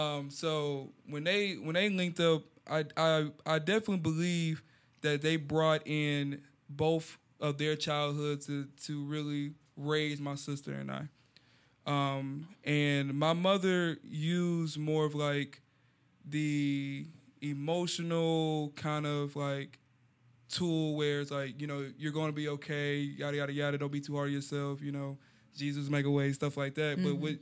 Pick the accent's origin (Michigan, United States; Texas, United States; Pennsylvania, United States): Texas, United States; Houston; yeah, I grew up in Houston